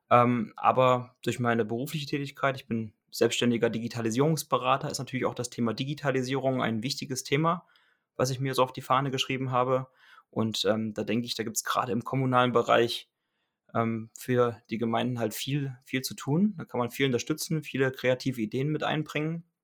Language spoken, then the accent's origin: German; Kassel, Hesse, Germany; Ich komme aus der Region Kassel.